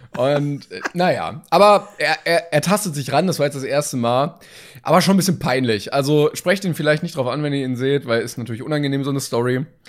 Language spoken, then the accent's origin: German; Germany; als Deutsche.